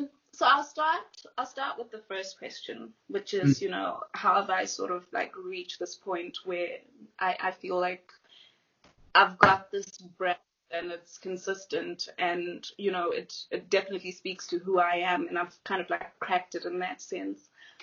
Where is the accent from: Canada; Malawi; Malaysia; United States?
Malawi; obviously I mentioned that I was raised in Malawi. I was raised in a foreign country. So I came in as the other girl, the other person.